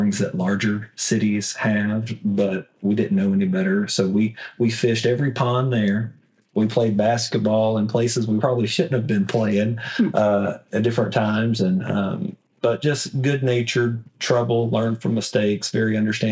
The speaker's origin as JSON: {"language": "English", "town": "Evadale", "region": "Texas", "country": "United States", "tie": "born or raised there", "said": "Southeast Texas is home. Grew up in Evadale"}